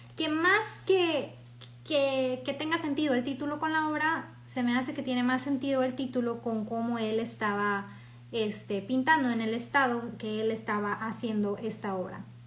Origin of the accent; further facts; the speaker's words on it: Mexico; soy mexicana